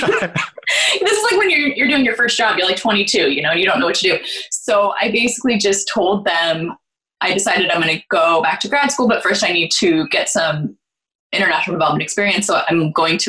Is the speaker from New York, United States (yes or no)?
no; near Berkeley, California, United States; I grew up near Berkeley, California